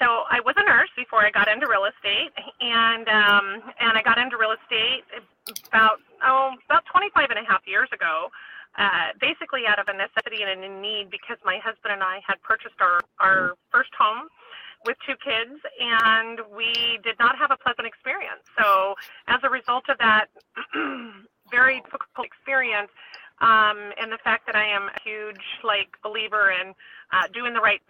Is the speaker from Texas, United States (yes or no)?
no; San Diego, California, United States; Born and raised in San Diego